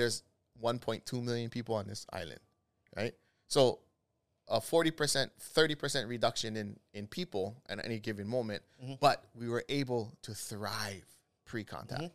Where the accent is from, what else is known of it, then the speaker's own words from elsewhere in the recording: Kahalu'u, Hawaii, United States; I grew up in Kahalu'u